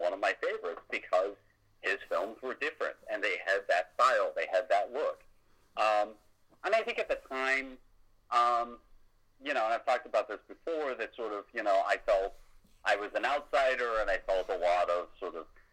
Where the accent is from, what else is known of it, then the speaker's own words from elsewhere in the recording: United States; as an American